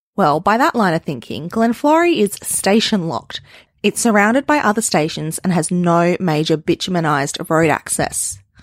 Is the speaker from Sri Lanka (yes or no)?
no; northern Australia, Australia; us mob up here very much identify as Australian